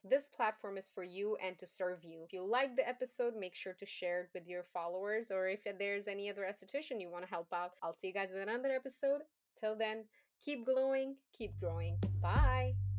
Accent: Afghanistan; English is a second language; moved away; I'm an immigrant. I come from Afghanistan. English is not my first language.

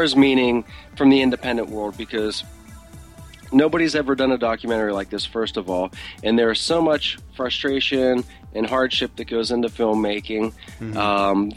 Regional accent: Pittsburgh, Pennsylvania, United States; moved away; we have people back in my hometown of Pittsburgh

